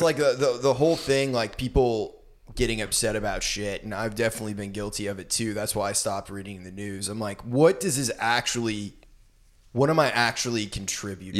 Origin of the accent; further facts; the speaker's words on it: Brunswick, Maine, United States; moved away; in Brunswick, my hometown